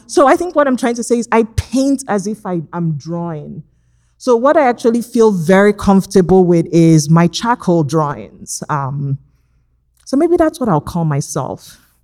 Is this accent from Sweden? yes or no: no; Nigeria; now in Los Angeles, United States; growing up in Nigeria